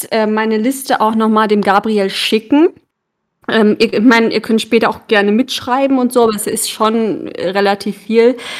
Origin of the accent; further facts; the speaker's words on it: Bremen, Germany; Als Kinder in Bremen in dieser Eishalle